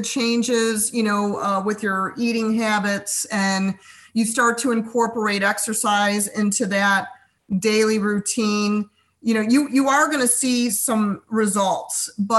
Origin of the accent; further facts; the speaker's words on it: Chicago, Illinois, United States; we came from the Chicago area.